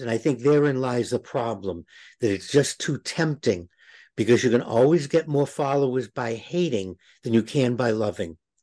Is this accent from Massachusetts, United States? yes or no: yes; Boston, Massachusetts, United States; Growing up in Boston, people wore crosses